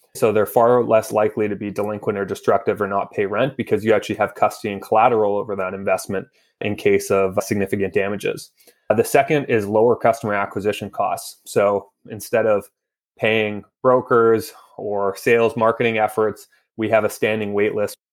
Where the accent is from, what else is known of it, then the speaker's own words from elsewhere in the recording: Vancouver, British Columbia, Canada; moved away as an adult; now in Toronto, Canada; I grew up in Vancouver my entire life.